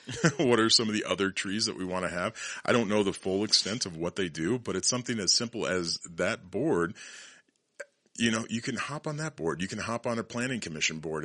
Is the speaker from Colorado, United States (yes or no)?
yes; Colorado, United States; Born and raised in Colorado